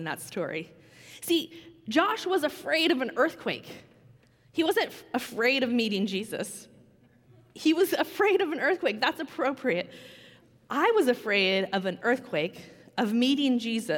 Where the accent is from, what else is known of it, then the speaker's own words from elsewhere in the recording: Washington, United States; also born or lived in California; we grew up in Washington, got married here